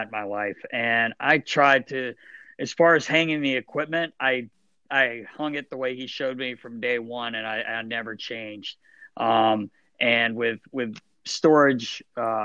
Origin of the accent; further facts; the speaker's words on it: North Carolina, United States; moved away; I grew up in North Carolina